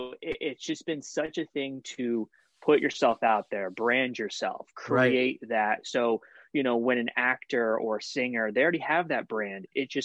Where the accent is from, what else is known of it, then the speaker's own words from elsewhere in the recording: New Britain, Connecticut, United States; I know you weren't born in Connecticut. Shout out New Britain. I was.